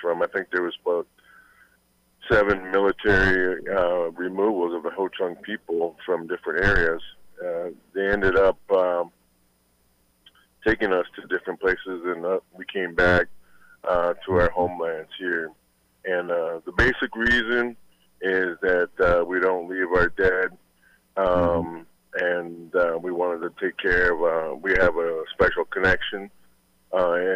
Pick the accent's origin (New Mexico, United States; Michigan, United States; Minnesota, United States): Minnesota, United States; Minneapolis; also born or lived in British Columbia; I was mostly raised in Minneapolis myself